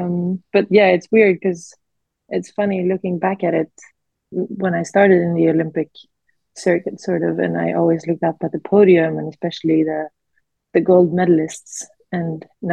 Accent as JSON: {"language": "English", "country": "Sweden", "said": "we're from Sweden"}